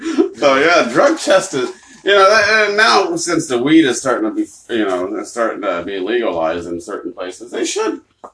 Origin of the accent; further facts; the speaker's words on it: Massachusetts, United States; Like, I'm from Massachusetts, my mother.